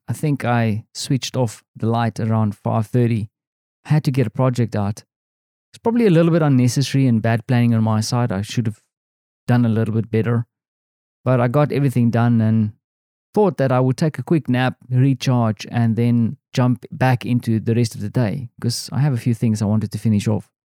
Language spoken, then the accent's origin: English; South Africa; moved away as an adult; now in Poland; I am this South African guy